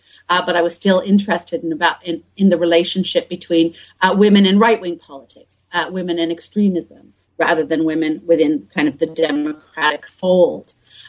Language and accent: English; Canada; moved away as an adult; also born or lived in Manchester / Bristol; now in Sheffield, United Kingdom; My background is I'm originally from Canada, and I did my first degree at McGill. Then I came to Britain to do my postgraduate research.